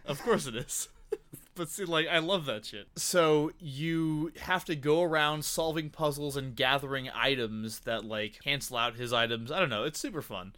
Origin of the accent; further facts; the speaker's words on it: Tucson, Arizona, United States; I grew up here